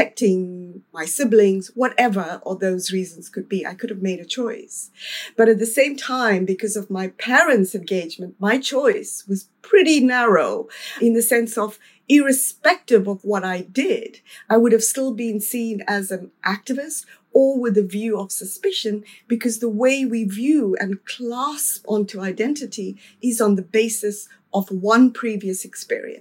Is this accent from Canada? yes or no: no; South Africa; In terms of South Africa, when I was growing up